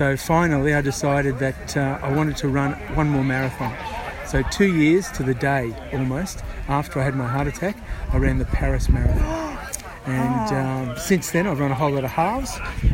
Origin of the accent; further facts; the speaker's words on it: Ipswich, Queensland, Australia; born and bred in Ipswich